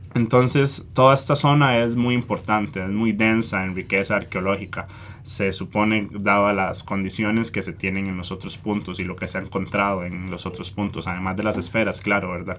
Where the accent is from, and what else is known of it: Costa Rica